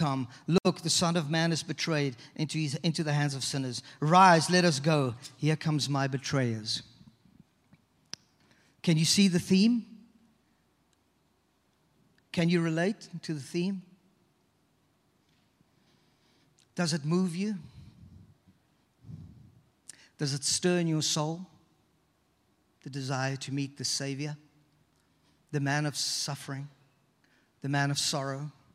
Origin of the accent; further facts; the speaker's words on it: South Africa; moved away as an adult; also born or lived in British Virgin Islands; now in Toronto, Canada; We grew up in South Africa.